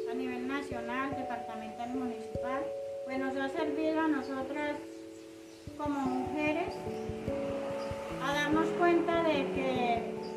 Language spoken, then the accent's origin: Spanish; Yalí, Antioquia, Colombia; born there; now in Puerto Lleras, Colombia; soy nacida en Yalí, Antioquia. Eh, hace 43 años vivo acá en Puerto Lleras.